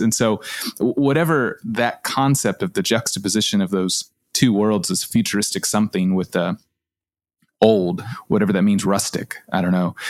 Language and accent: English; Austin, Texas, United States; Kath and I grew up in Austin